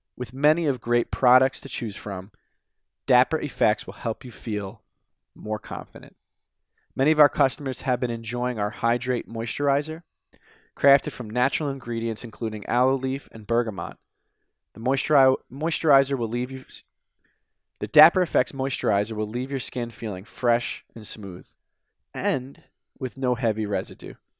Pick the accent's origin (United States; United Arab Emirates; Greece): United States